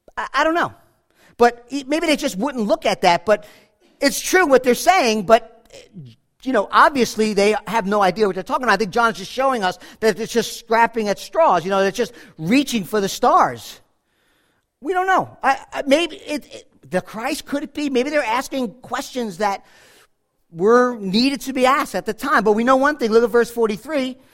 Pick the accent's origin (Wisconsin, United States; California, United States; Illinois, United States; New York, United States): New York, United States; Monsey; I grew up in Muncie, New York